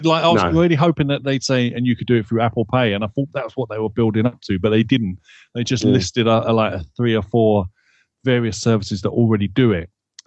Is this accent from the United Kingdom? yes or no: yes; United Kingdom; because I'm British. what do you think I'm gonna say?